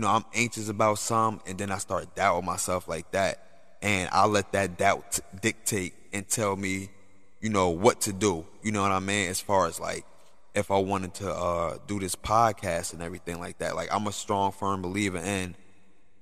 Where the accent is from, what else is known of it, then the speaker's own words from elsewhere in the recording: Newark, New Jersey, United States; my hometown, Newark